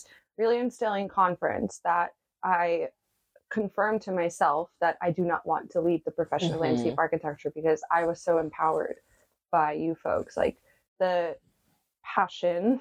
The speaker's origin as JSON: {"language": "English", "town": "New York City", "region": "New York", "country": "United States", "tie": "born or raised there", "accent": "Brooklyn", "moved": "as an adult", "said": "I grew up in New York City and in Brooklyn specifically"}